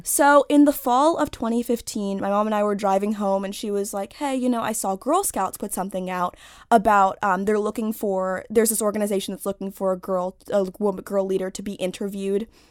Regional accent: Washington, District of Columbia, United States; I grew up in Washington, D C, in Northwest, but I go to school in Virginia

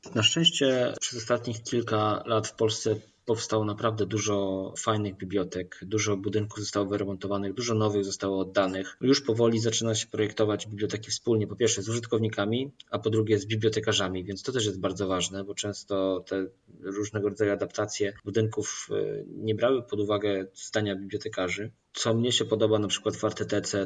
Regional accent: Poland; Ja jestem z małego miasteczka, moi rodzice są ze wsi

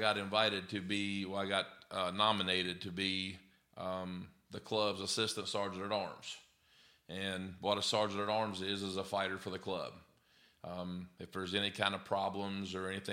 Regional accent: West Virginia, United States; moved away as an adult; now in Alabama, United States; I was born and raised in West Virginia

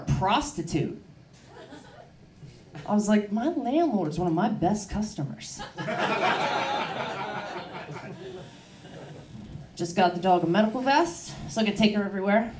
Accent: Baltimore, Maryland, United States; moved away; I am from Baltimore. It is a rough place.

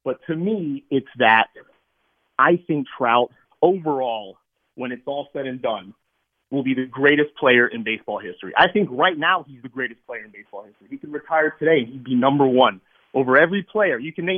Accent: New York City, New York, United States; moved away as an adult; also born or lived in Davis, California; now in Sherman Oaks, United States; I'm originally from, I'm from Brooklyn, New York.

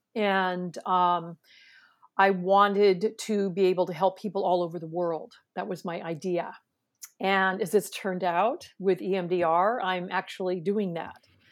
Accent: San Francisco Bay Area, California, United States; I'm from California, right? I'm from the San Francisco Bay Area

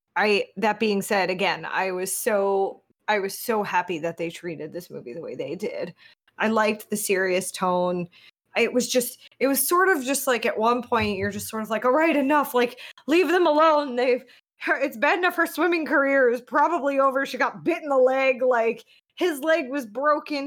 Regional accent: United States; as an American

